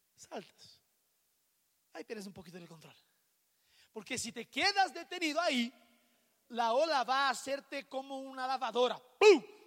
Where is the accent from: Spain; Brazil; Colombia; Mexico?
Brazil; Rio de Janeiro; moved away; yo soy de Río de Janeiro